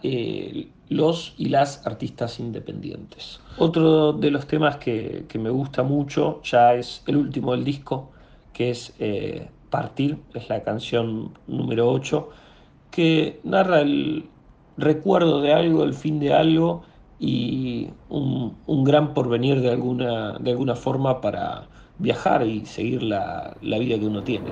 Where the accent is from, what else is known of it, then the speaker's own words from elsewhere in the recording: Viedma, Río Negro, Argentina; now in Buenos Aires, Argentina; Soy de la Patagonia, de Viedma, pero actualmente estoy viviendo en Buenos Aires.